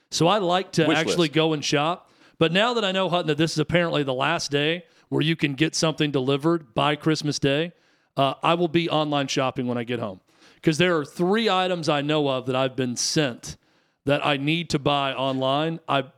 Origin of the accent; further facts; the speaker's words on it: Tennessee, United States; I think Nashville proper, we're from the outskirts. I'm not going to say that I'm from Nashville. I'm from a surrounding county, and where I grew up was way more rural than it is now.